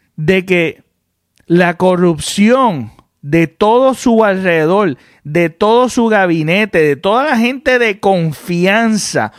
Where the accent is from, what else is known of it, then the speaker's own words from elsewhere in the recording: Puerto Rico; como todo puertorriqueño